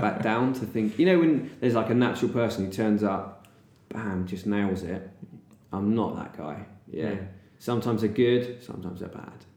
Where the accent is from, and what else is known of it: Bristol, South West England, United Kingdom